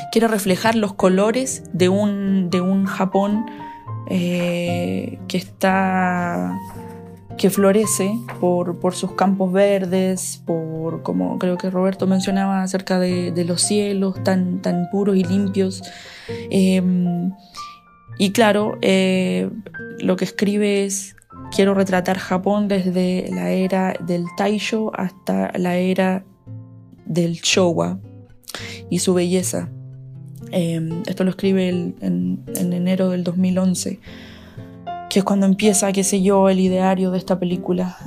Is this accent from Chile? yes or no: yes; Chile; now in Salamanca, Spain; soy una ilustradora que, chilena que vive en, en España